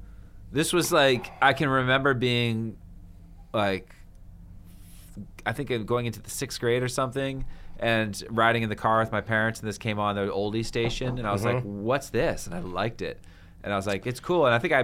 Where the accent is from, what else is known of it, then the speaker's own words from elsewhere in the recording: Bethesda, Maryland, United States; I'm from Bethesda, darn it.